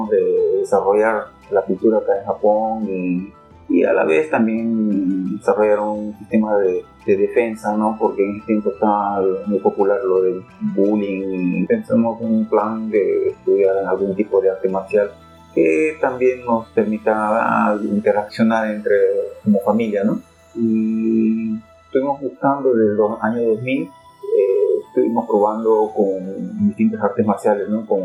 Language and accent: Spanish; Lima, Peru; moved away as an adult; now in Japan; soy peruano de nacimiento, nací en Lima Cercado, eh, llevo ya, llegué a Japón en el 91